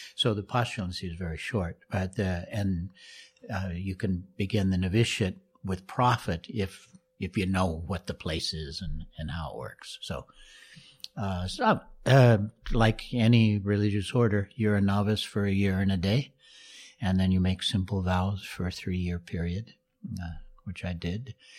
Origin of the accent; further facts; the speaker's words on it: Moscow, Idaho, United States; moved away; I grew up in Moscow, Idaho as well.